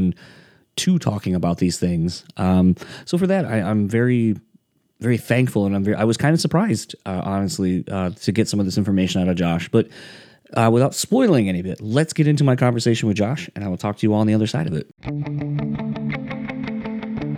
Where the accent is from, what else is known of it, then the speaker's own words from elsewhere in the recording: Delaware, United States; now in Midwest, United States; I grew up in Delaware